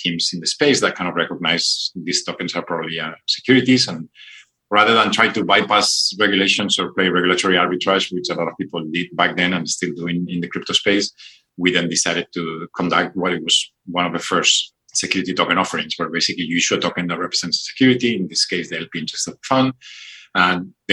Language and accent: English; Barcelona, Catalonia, Spain; moved away as an adult; also born or lived in Japan / US West Coast; So I'm originally from Spain, from Barcelona, studying computer science there. Moved to Japan very early on